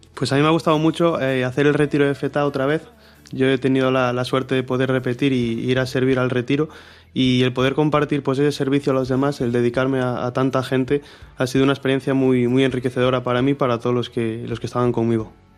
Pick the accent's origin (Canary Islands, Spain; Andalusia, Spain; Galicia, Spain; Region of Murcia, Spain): Galicia, Spain; Marín; tengo 19 años, soy de Marín